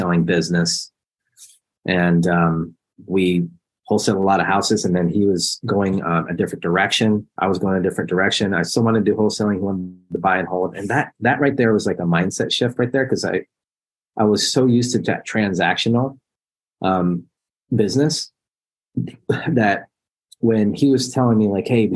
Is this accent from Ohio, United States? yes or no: yes; Columbus, Ohio, United States; I'm Columbus